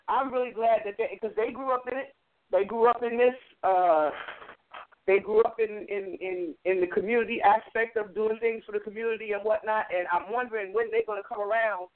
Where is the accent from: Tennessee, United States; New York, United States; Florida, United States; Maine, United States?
New York, United States; now in New Jersey, United States; I grew up in New York